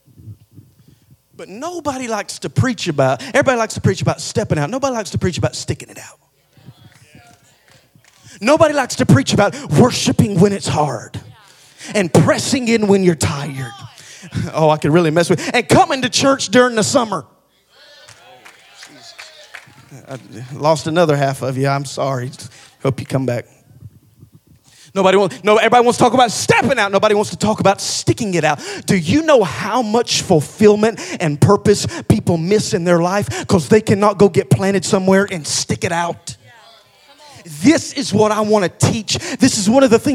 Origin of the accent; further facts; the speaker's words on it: Hamilton, United States; moved away; also born or lived in Knoxville; where we come from. We're from Hamilton